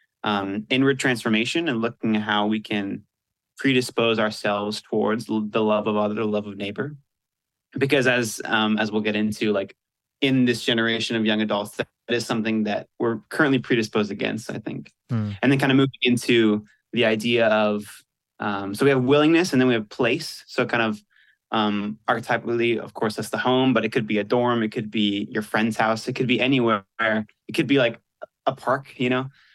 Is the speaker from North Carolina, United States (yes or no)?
yes; Asheville, North Carolina, United States; moved away as an adult; now in Virginia, United States; I grew up in Asheville, North Carolina